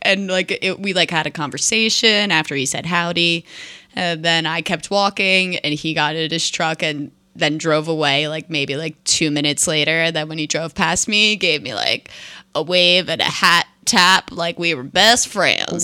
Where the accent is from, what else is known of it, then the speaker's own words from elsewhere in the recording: New Jersey, United States; moved away as an adult; now in Seattle, United States; my home is my home back in New Jersey